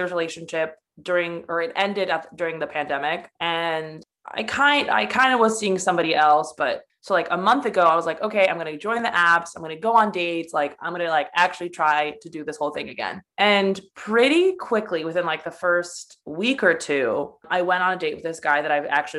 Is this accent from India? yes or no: no; United States; also born or lived in Poland; I'm from Poland. Well, I was born in America, but I was kind of raised super Polish and like my values are super Polish. And I mean, my whole family's from there